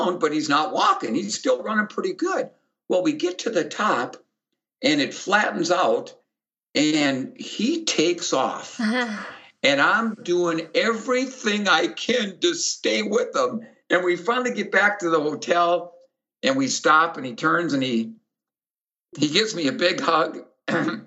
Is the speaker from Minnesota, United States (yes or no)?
yes; Minnesota, United States; my home state of Minnesota